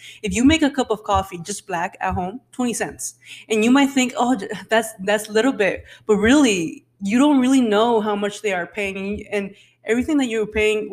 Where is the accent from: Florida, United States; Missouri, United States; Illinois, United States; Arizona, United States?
Arizona, United States; Phoenix; I grew up in Phoenix. I was poor